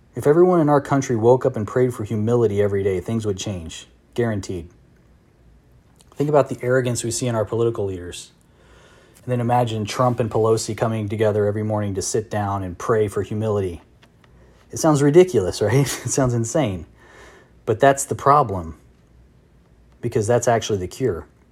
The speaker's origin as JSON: {"language": "English", "country": "United States", "said": "I'm just an American."}